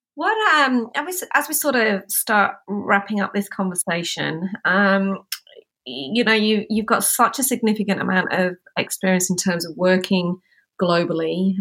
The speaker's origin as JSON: {"language": "English", "region": "Yorkshire and the Humber", "country": "United Kingdom", "tie": "born or raised there", "moved": "as an adult", "lives_now": "Australia", "said": "I'm from Yorkshire"}